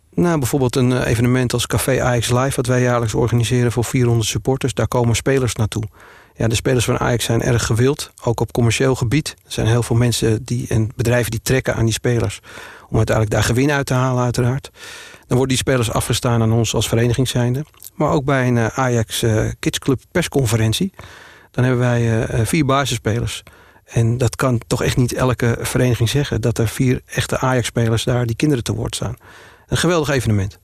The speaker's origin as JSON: {"language": "Dutch", "town": "Purmerend", "region": "North Holland", "country": "Netherlands", "tie": "born or raised there", "also_born_or_lived": "Amsterdam", "said": "Geboren en getogen in Purmerend met Amsterdamse roots"}